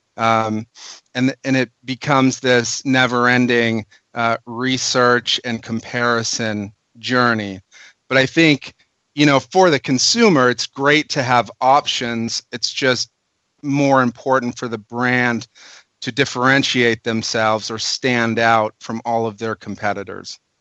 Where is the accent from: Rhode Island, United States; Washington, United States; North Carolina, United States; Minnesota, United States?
Minnesota, United States; moved away as an adult; now in California, United States; I'm actually a Minnesotan